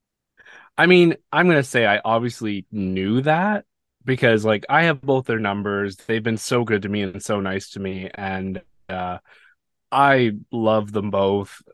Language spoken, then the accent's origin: English; Canada; I'm Canadian